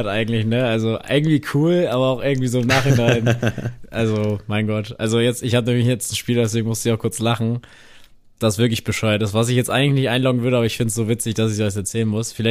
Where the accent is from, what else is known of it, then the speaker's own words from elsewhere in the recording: Bavaria, Germany; wir kommen aus dem Allgäu, bei uns heißt das anders